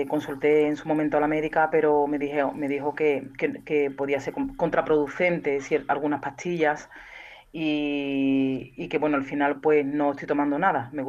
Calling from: Seville, Andalusia, Spain; eh, de Sevilla.

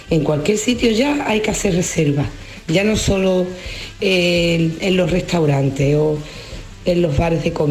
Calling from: Huelva, Andalusia, Spain; de Huelva.

